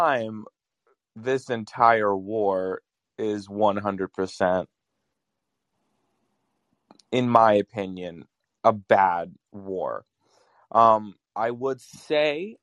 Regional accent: Latvia; moved away; I grew up in Latvia.

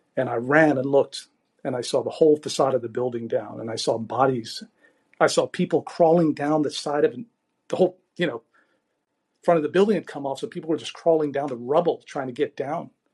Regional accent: Beirut, Beirut Governorate, Lebanon; moved away; settled in Beirut in the 1960s when it was called the Paris of the Middle East. And Beirut really was an unbelievable place, just an idyllic place. And the first 10 years of my life were sort of like a postcard of Mediterranean life

